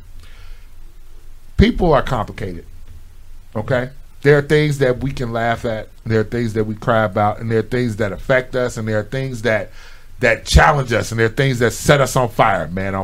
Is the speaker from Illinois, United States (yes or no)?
yes; Chicago, Illinois, United States; I'm from Chicago, but my family base is in Tennessee